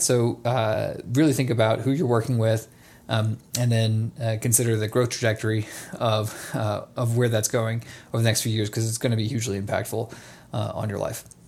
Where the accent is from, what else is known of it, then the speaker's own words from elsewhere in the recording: Atlanta, Georgia, United States; now in Nevada, United States; I grew up in Atlanta, Georgia